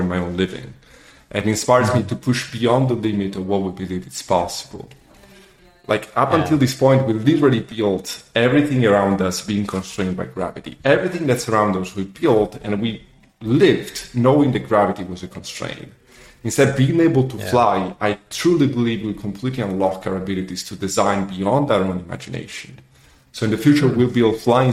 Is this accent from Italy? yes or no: yes; Southern Italy, Italy; moved away as an adult; also born or lived in Geneva, Switzerland / Zurich, Switzerland; now in Dubai, United Arab Emirates; So I was born and raised in Italy, and in the south of Italy